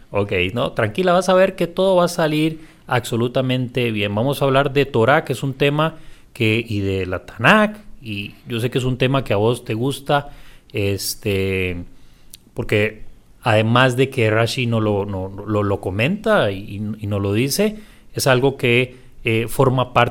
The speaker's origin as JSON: {"language": "Spanish", "town": "Punta Arenas", "region": "Magallanes", "country": "Chile", "tie": "born or raised there", "said": "Yo que soy oriundo de Punta Arenas te puedo hablar y explicar lo que significa el calor."}